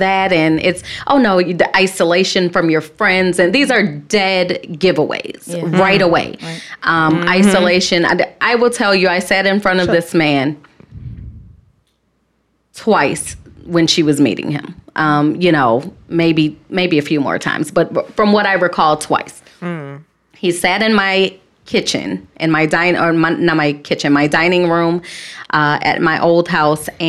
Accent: Chicago, Illinois, United States; I'm from Southside Chicago

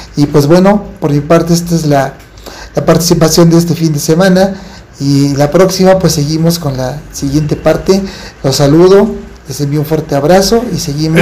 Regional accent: Mexico; como somos los mexicanos

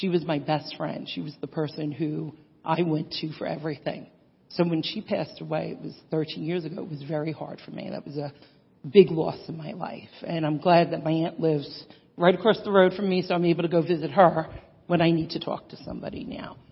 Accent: New York, United States; I grew up in New York

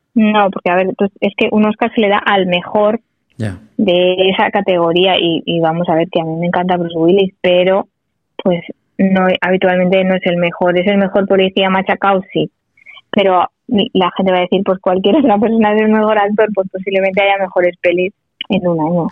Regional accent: Sabadell, Catalonia, Spain; los de Sabadell somos muy de Sabadell

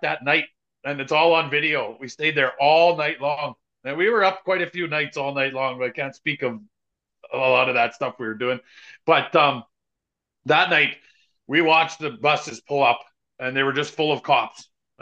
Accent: Canada; we're Canadian

